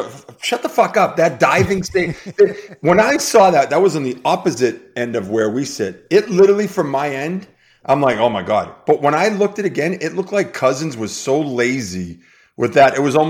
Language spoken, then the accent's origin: English; Las Vegas, Nevada, United States; And we are talking about that Vegas hosts games 1 and 2, 5 and 7 in my hometown of Las Vegas, Nevada.